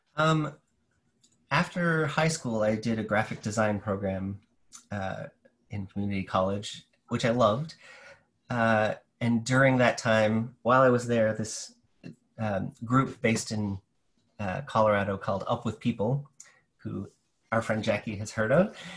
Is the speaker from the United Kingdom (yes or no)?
no; New Brunswick, Canada; now in St. John's, Canada; I'm from New Brunswick originally